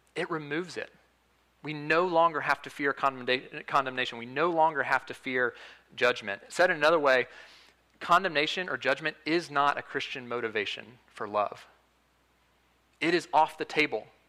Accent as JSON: {"language": "English", "town": "Huntsville", "region": "Alabama", "country": "United States", "said": "I'm from Huntsville, Alabama"}